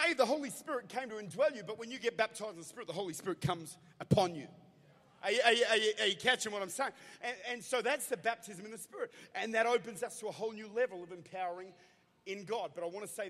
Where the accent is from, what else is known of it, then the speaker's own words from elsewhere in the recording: Australia; I'm an Aussie.